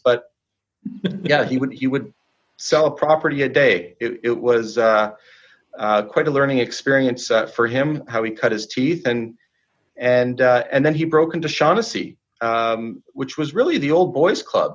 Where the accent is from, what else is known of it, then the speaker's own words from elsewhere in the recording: Vancouver, British Columbia, Canada; I was born and raised in Vancouver.